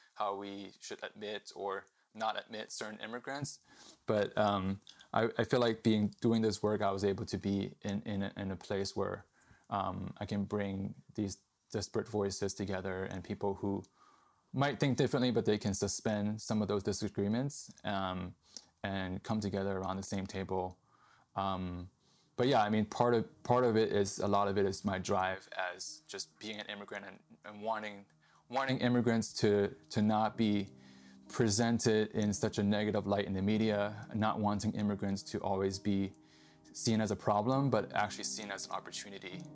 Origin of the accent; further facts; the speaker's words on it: Boston, Massachusetts, United States; moved away as an adult; also born or lived in Hong Kong / New York; now in San Diego, United States; I was living in Boston, where I grew up. And my parents and I, uh, immigrated here, uh, when I was eight years old from Hong Kong to New York. Um, but I grew up mostly in Boston